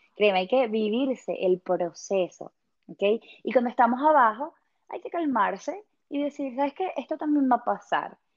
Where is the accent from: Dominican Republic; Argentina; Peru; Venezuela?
Venezuela; moved away as an adult; now in England, United Kingdom; yo soy venezolana